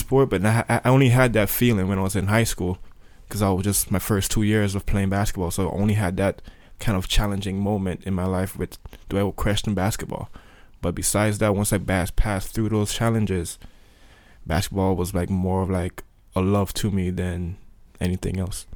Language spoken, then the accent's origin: English; Sint Maarten; Saint Martin, there is a French side and a Dutch side and I was born on the Dutch side